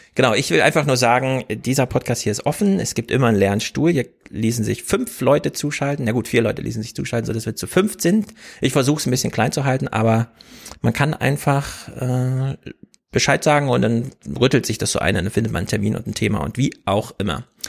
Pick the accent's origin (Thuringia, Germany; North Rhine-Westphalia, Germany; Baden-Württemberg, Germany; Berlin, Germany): Thuringia, Germany; moved away; Danny und ich, wir kommen ja aus Thüringen